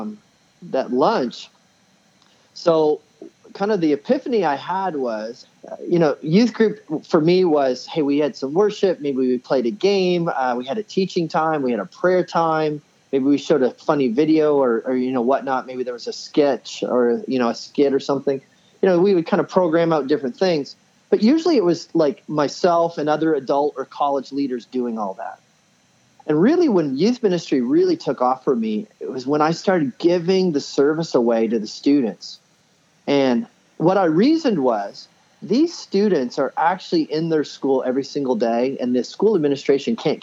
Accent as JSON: {"language": "English", "town": "Woodstock", "region": "New Brunswick", "country": "Canada", "tie": "born or raised there", "also_born_or_lived": "Indiana", "moved": "as an adult", "said": "I ended up leaving my hometown up in Woodstock, New Brunswick, Canada"}